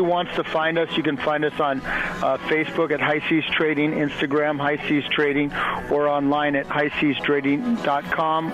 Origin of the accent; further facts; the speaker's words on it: Dana Point, California, United States; I grew up in Dana Point